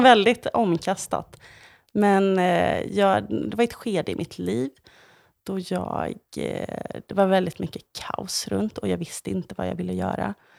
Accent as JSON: {"language": "Swedish", "town": "Ulricehamn", "region": "Västra Götaland", "country": "Sweden", "also_born_or_lived": "Grythyttan", "moved": "as an adult", "said": "jag var ju från Ulricehamn"}